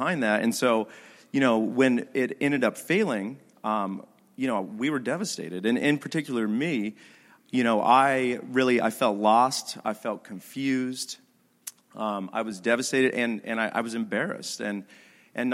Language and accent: English; Idaho, United States; I'm from Idaho